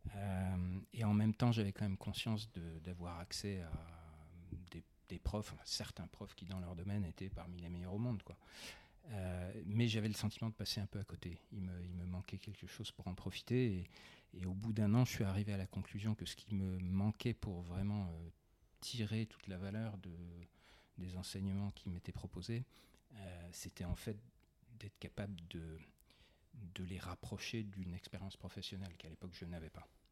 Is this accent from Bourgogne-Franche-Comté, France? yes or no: yes; Besançon, Bourgogne-Franche-Comté, France; Je suis provincial. J'ai grandi à Besançon.